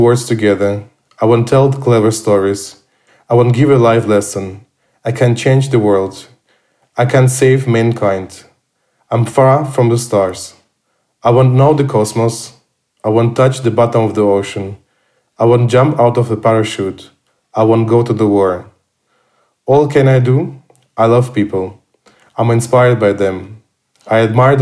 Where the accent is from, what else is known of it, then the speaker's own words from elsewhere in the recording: Rostov-on-Don, Rostov Oblast, Russia; English is a second language; moved away as an adult; also born or lived in Dresden, Germany; now in Berlin, Germany; I was born and raised in Russia, in Rostov-on-Don